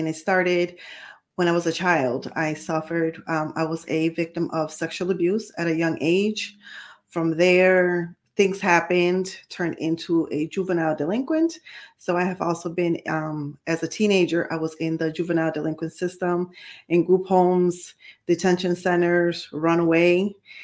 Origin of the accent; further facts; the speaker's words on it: New York City, New York, United States; also born or lived in Puerto Rico; So I was born in New York City, and then we left. We relocated to Puerto Rico, and then years later ended up relocating back to New York.